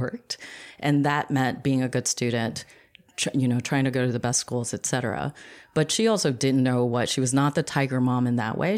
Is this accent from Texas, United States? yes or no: no; New York, United States; we ended up both in Queens